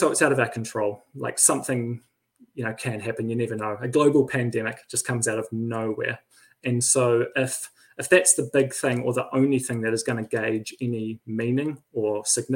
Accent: Christchurch, Canterbury, New Zealand; moved away as an adult; also born or lived in Wellington; now in Riverhead, New Zealand; We're both from Christchurch.

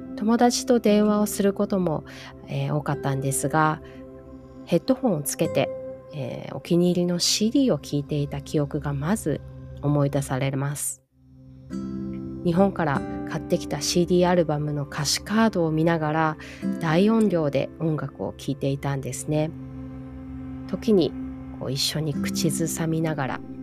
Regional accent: Hawaii, United States; also born or lived in Japan; 日本で生まれてハワイで育って

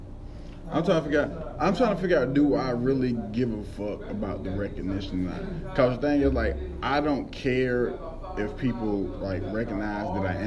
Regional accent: Newberry, South Carolina, United States; I'm literally the only comedian from the small town of Newberry, South Carolina.

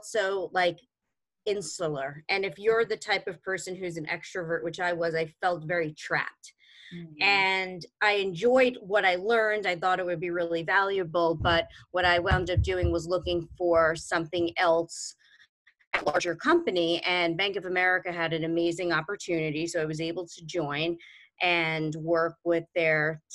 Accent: New York City, New York, United States; I'm originally from Brooklyn and grew up in New York, basically grew up in New York City my whole life

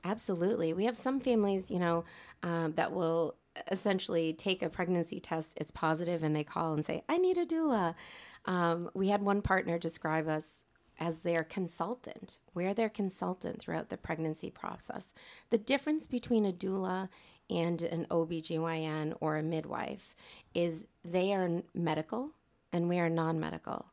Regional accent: North Andover, Massachusetts, United States; here in North Andover, which is my hometown

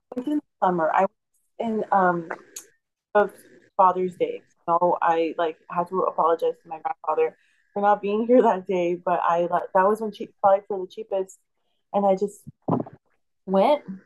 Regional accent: deep South Texas, United States; I'm from deep South Texas.

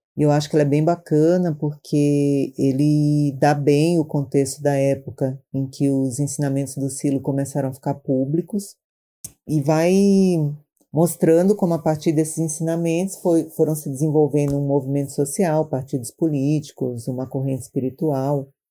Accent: Maranhão, Brazil; now in São Paulo, Brazil

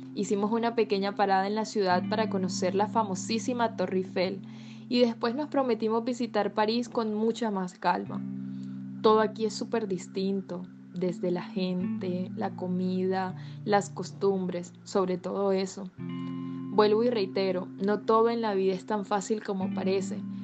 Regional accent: Barranquilla, Atlántico, Colombia; moved away as an adult; now in France; soy de Barranquilla, una ciudad extremadamente acogedora, a la cual anhelo regresar muy pronto

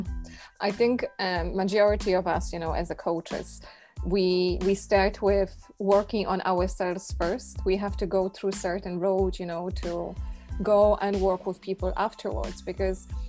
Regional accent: Poland; moved away; living in Poland and growing up in Poland

